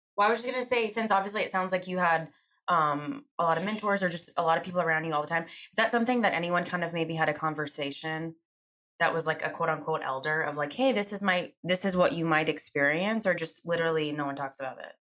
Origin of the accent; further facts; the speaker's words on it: Charlotte, North Carolina, United States; I'm from Charlotte. I was born and raised here